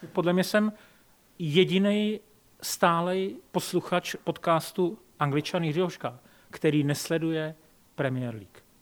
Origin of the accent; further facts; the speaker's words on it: České Budějovice, South Bohemian Region, Czechia; now in Prague, Czech Republic; já jsem vlastně, jak pocházím z Českých Budějovic a vždycky jsem říkal, že, že nikdy nechci skončit v Praze, šel jsem do té Prahy.